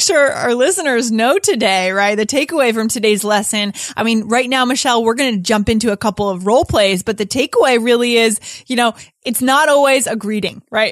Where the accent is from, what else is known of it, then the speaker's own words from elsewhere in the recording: New Hampshire, United States; moved away; also born or lived in New York; I grew up in New Hampshire